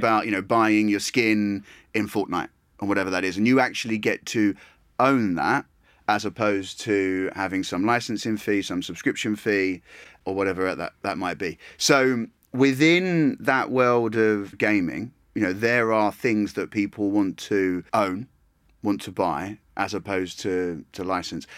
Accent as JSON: {"language": "English", "area": "Essex", "region": "East of England", "country": "United Kingdom", "tie": "born or raised there", "said": "I was born in Essex"}